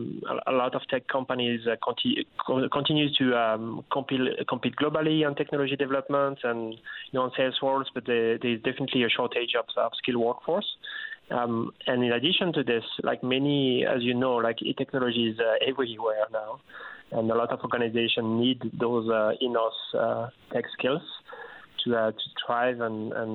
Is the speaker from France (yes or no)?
yes; France; moved away as an adult; also born or lived in Africa; now in Newfoundland and Labrador, Canada; I'm usually from France